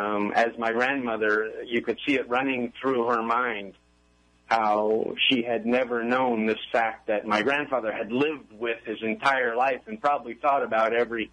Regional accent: Oakland, California, United States; born there; Oakland, California. I was born in Oakland, California. We were a Navy family, so we moved around a bit, but we always came back to California.

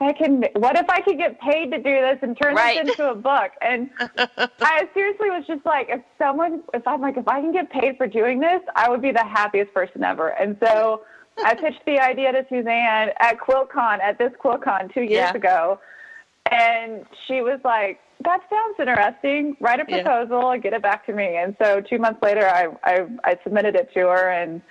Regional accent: South Texas, United States; also born or lived in Austin, Texas / New Mexico; I grew up in South Texas. I live in Austin now

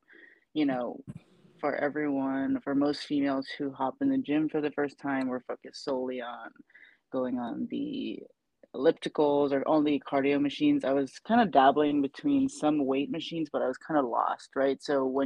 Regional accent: Saipan, Northern Mariana Islands; moved away; I'm originally from Saipan

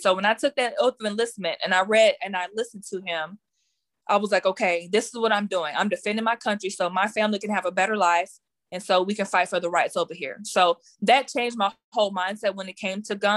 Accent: Garland, Texas, United States; I am from Garland, Texas.

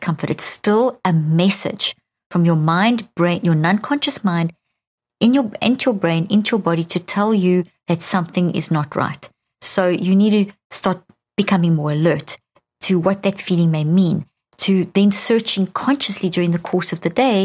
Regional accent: Pretoria, Gauteng, South Africa; I grew up in South Africa

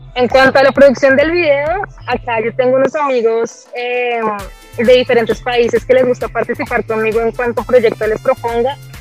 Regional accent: Colombia; moved away; yo soy pura colombiana

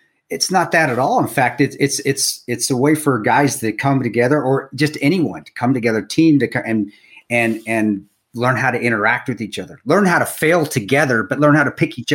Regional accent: Provo, Utah, United States; moved away; also born or lived in Colorado; I was growing up at BYU

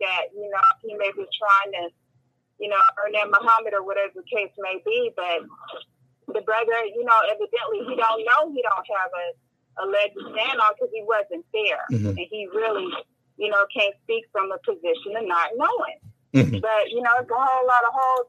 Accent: West Coast, United States; I'm from the West Coast

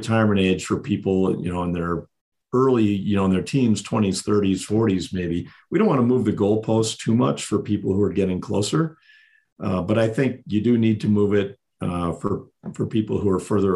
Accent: South Dakota, United States; moved away as an adult; now in Colorado, United States; I was born and raised in South Dakota

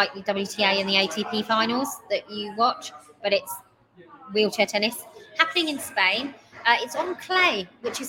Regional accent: Newcastle upon Tyne, North East England, United Kingdom; I was born in Newcastle, so I'm a Newcastle fan

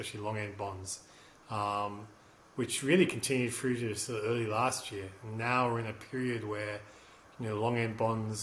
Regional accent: Australia; also born or lived in Japan / Hong Kong / Sydney; I'm from Australia, and then I went and did a high school exchange in Japan in 91

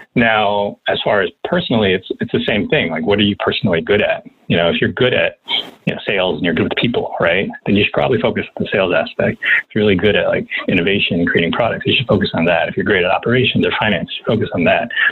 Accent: New York, United States; I'm from New York

